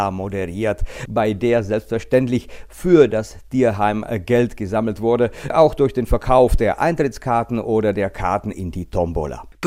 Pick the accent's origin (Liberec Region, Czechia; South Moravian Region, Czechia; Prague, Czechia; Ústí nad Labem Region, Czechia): Liberec Region, Czechia; Liberec; Aber sowas sind wir eigentlich aus Liberec gar nicht gewöhnt